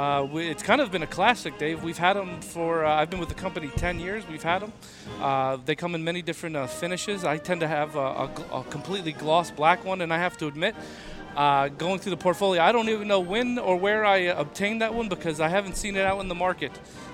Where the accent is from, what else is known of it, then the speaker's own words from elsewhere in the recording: New York, United States; I'm a New Yorker